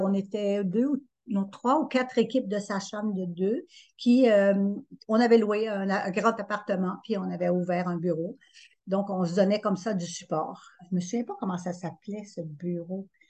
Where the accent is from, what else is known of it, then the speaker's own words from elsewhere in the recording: Estrie, Quebec, Canada; je suis allée pratiquer en Estrie parce que c'est ma région d'origine.